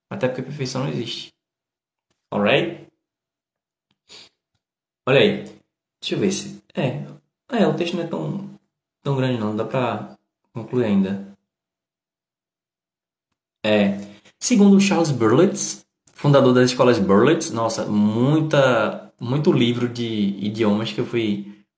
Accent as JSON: {"language": "Portuguese", "region": "Northeast Region", "country": "Brazil", "said": "para mim, como eu sou nordestino, e a gente fala de um jeito mais duro, sabe?"}